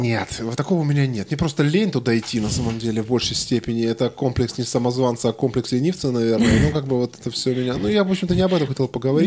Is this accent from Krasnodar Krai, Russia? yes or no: yes; Krasnodar, Krasnodar Krai, Russia